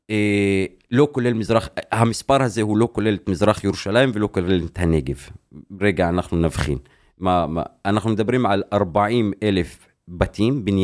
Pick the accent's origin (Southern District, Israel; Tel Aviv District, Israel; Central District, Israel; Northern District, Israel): Northern District, Israel; Deir Hanna; Hebrew is a second language; now in Haifa, Israel; אני נולדתי בבית לא חוקי, כמו כל השכונה שלי. תרחיב. כאילו בית שהוא בלי, בלי היתר בנייה. איפה? בדיר חנה, בכפר שנקרא דיר חנה